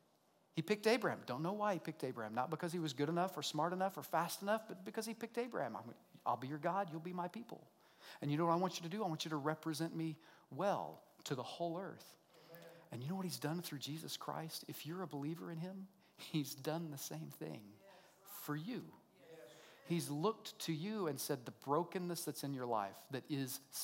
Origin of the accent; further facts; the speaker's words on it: Oklahoma, United States; accent: redneck; I'm an American, I'm a redneck, I grew up right here in Oklahoma, right? I speak redneck really well.